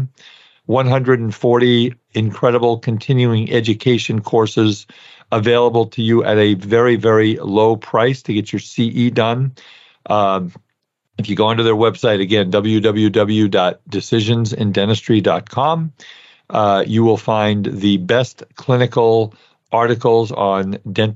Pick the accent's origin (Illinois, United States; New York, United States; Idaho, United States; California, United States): New York, United States; New York City; I grew up in Brooklyn